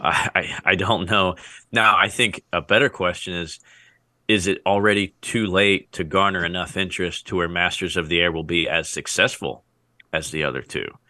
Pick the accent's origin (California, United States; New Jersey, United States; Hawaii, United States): New Jersey, United States; now in Texas, United States; growing up in Jersey